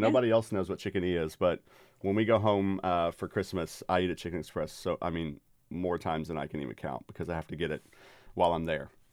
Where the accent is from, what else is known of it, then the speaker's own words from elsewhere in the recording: Dallas-Fort Worth, Texas, United States; now in Cedarville, Ohio, United States; the suburb I grew up in, in D F